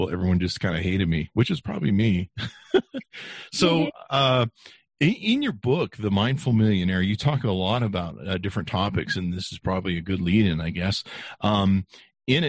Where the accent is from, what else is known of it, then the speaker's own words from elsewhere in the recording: Los Angeles, California, United States; also born or lived in Hollywood; I grew up poor, and my family, we grew up in North Hollywood